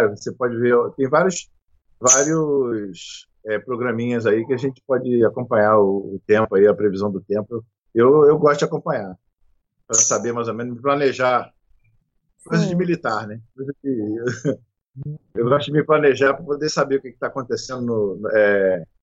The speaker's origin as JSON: {"language": "Portuguese", "town": "Nova Friburgo", "region": "Rio de Janeiro", "country": "Brazil", "tie": "born or raised there", "said": "eu fui criado em Friburgo e tudo, muitos amigos, parentes também"}